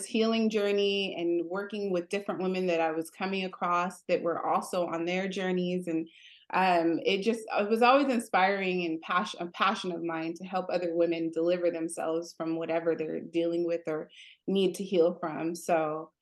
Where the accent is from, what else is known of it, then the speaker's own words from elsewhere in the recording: Los Angeles, California, United States; I grew up in LA, born and raised